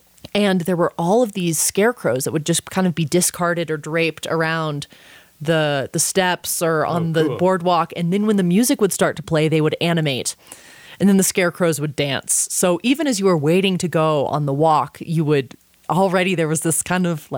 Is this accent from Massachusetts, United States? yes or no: no; Austin, Texas, United States; born or raised there